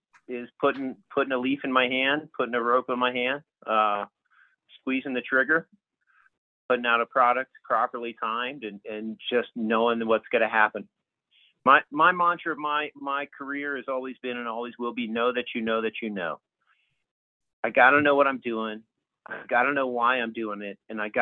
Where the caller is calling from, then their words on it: Denver, Colorado, United States; I am in Denver proper, Denver, Colorado, in the Rocky Mountain region here.